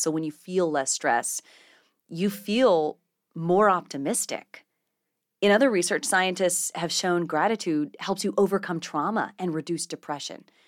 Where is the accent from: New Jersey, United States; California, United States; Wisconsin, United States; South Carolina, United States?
South Carolina, United States; also born or lived in Clovis, New Mexico; I grew up in South Carolina, right along the coast, but I was actually born in Clovis